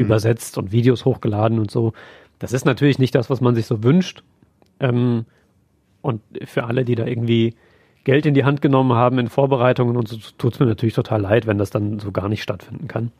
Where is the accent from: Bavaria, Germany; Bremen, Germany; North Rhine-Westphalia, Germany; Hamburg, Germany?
North Rhine-Westphalia, Germany; Siegen area; ich komme ja aus dem Siegener Raum